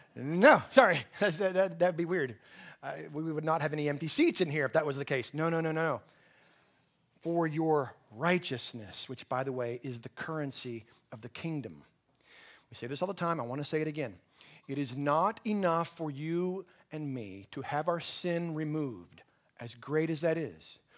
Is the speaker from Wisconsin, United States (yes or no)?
no; Texas Panhandle, United States; I'm from the Texas Panhandle